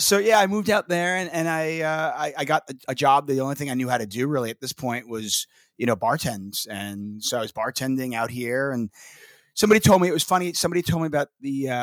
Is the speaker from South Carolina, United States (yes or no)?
no; New York, United States; moved away as an adult; also born or lived in Los Angeles; I'm originally from New York and, you know, I went to college in New York and I moved out